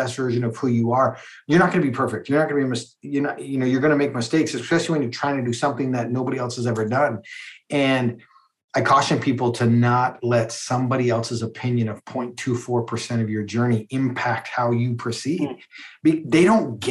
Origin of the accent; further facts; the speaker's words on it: Calgary, Alberta, Canada; I grew up in Calgary, Alberta